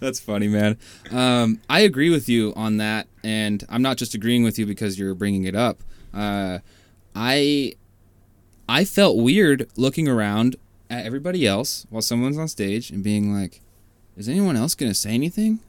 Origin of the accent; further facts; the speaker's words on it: Washington, United States; moved away as an adult; also born or lived in Bay Area, California; now in California, United States; I am from Washington